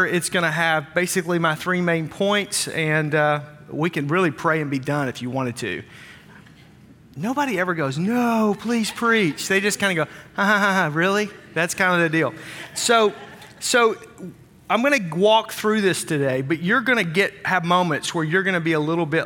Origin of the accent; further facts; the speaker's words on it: Wisconsin, United States; We're from Wisconsin